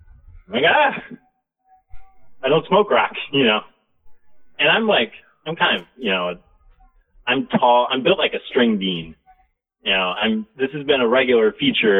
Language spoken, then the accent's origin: English; Chicago, Illinois, United States; moved away as an adult; now in East Coast, United States; I grew up in Chicago